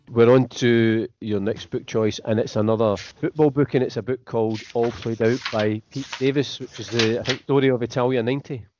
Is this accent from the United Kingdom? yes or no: yes; Scotland, United Kingdom; as a Scottish person